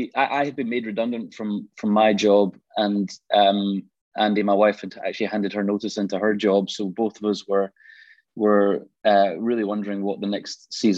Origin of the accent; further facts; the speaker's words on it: Glasgow, Scotland, United Kingdom; I grew up in Glasgow. You can probably, well, tell, you might not be able to tell by the accent. I've lived down south for a while, but I grew up in Glasgow and grew up in a Christian home.